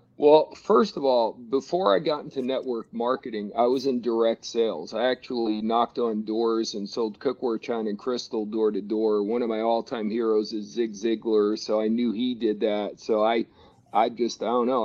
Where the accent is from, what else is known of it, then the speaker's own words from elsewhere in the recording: New Jersey, United States; I grew up in New Jersey